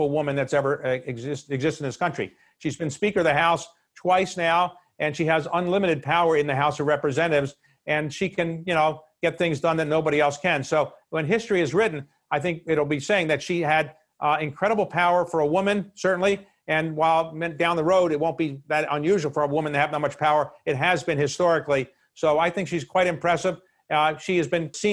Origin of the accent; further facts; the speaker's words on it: Baltimore, Maryland, United States; we grew up in Baltimore